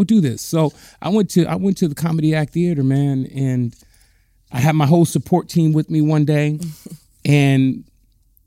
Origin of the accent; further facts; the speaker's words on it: Compton, California, United States; I'm born and raised right down the street in Compton